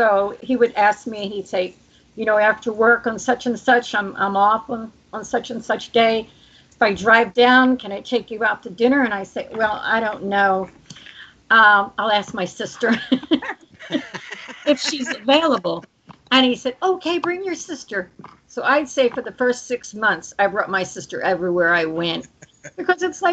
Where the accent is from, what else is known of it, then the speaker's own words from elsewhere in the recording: Runnemede, New Jersey, United States; I grew up in Runnymede